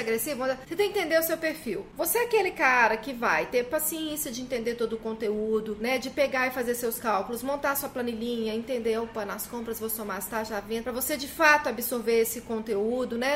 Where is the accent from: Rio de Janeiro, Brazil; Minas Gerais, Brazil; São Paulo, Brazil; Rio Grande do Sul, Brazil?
Minas Gerais, Brazil; até no meu estado tem um monte